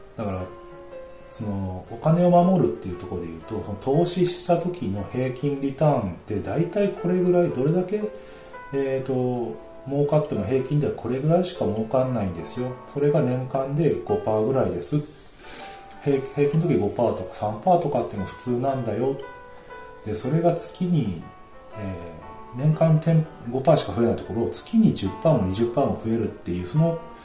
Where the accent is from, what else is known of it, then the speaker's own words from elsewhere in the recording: western Japan, Japan; moved away as an adult; 西の方の生まれなんですけど、東の方に行って